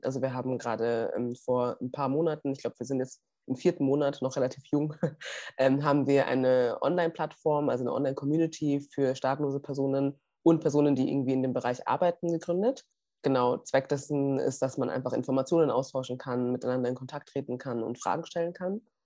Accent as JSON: {"language": "German", "town": "Munich", "region": "Bavaria", "country": "Germany", "tie": "born or raised there", "said": "ich bin gebürtige Münchnerin"}